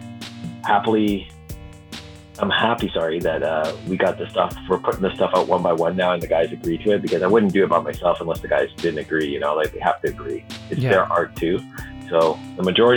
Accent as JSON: {"language": "English", "country": "Canada", "said": "being a Canadian MC and being a hip hopper from this part of the country"}